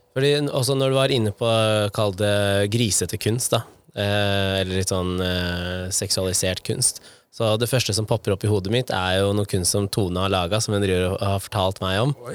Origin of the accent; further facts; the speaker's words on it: Nittedal, Akershus, Norway; Der hvor jeg vokste opp, i Nittedal